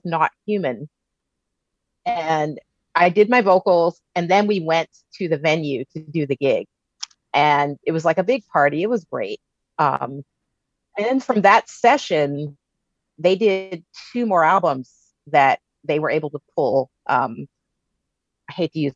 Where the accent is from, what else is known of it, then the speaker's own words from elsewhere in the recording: San Francisco Bay Area, California, United States; moved away as an adult; now in New York, United States; I'm like back in my hometown, even though I'm not from Berkeley.